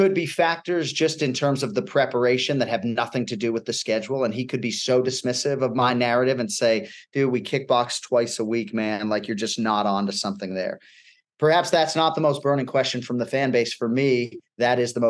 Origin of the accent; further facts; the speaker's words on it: Boston, Massachusetts, United States; my hometown of Boston